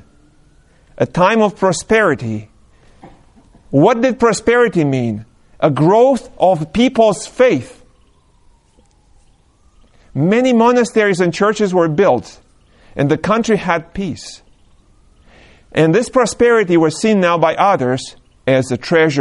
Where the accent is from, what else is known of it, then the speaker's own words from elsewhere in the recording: Romania; moved away; I was born and raised in Romania